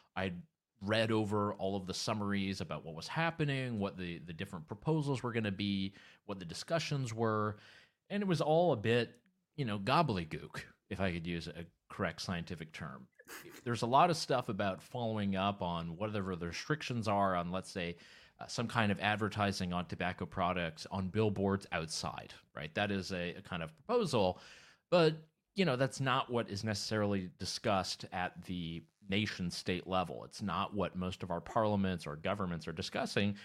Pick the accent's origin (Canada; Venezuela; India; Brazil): Canada; I'm originally from Canada